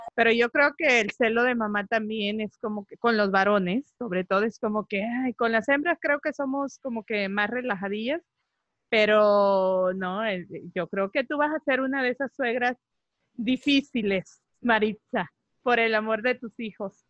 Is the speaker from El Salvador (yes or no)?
yes; El Salvador; now in United States; soy salvadoreña